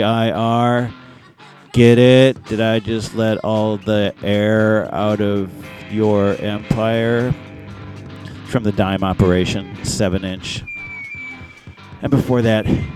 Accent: Detroit, Michigan, United States; I'm from Detroit

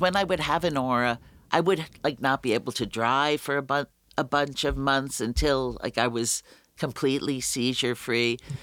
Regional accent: New York City, New York, United States; I grew up in the Bronx

